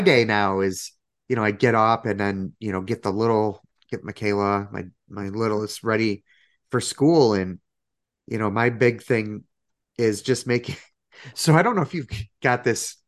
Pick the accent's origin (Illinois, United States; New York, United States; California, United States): Illinois, United States; Chicago; being a Chicagoan